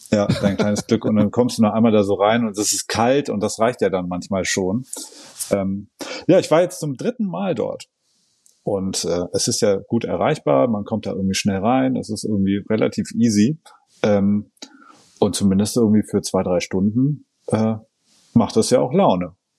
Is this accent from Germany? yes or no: yes; southern Oberallgäu, Bavaria, Germany; now in Hamburg, Germany; der kleine Wintersportort Ofterschwang liegt im südlichen Oberallgäu ähm, in meiner Heimat